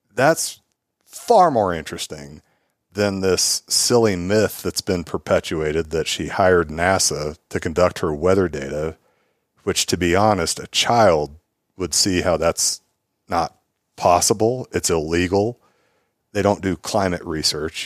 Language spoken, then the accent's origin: English; Willamette Valley, Oregon, United States; now in Austin, United States; I'm from the Willamette Valley